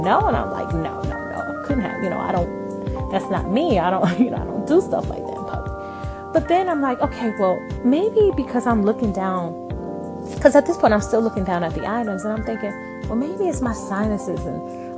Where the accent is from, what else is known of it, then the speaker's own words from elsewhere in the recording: New York, United States; moved away as an adult; now in Southern United States; I'm from New York, so when I moved to the South, it was kind of an adjustment